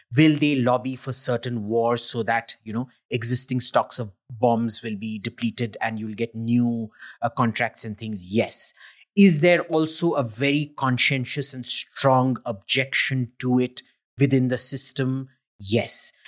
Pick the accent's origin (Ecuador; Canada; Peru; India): India; I'm an Indian